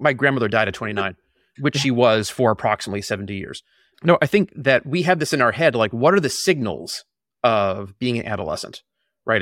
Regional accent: Boston, Massachusetts, United States; I grew up in the Boston area about a mile from where we're living right now

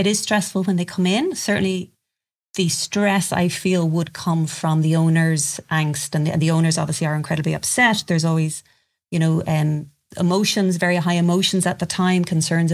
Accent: Ireland; I'm from Ireland

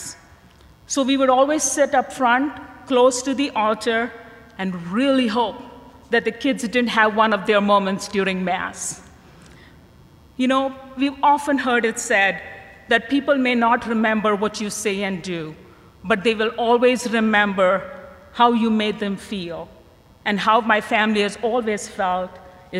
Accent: India; I grew up in India in a very devout Catholic family

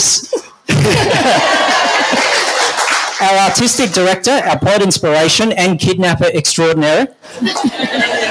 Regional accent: Tasmania, Australia; moved away; also born or lived in Shellharbour; I'm from Tassie. I haven't been back in 22 years

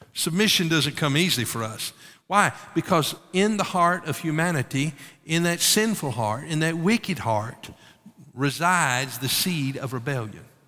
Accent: United States; as American citizens

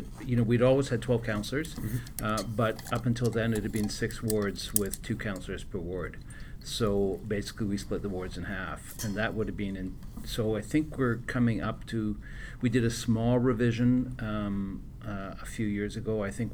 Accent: Winnipeg, Manitoba, Canada; But went to Winnipeg. So yeah. I feel like I grew up in Winnipeg

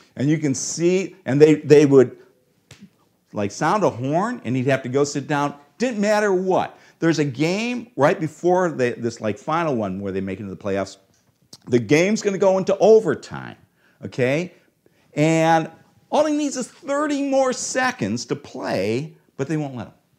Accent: Cleveland, Ohio, United States; I'm from Cleveland.

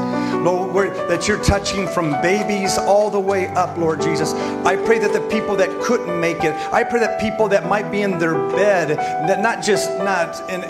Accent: Spain; also born or lived in Mexico; I mean, growing up in Spain and Mexico, and we went, but I love Mexican food.

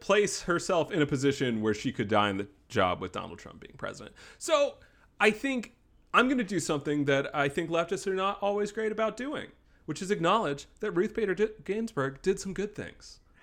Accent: Wake Forest, North Carolina, United States; in my hometown of Wake Forest, North Carolina

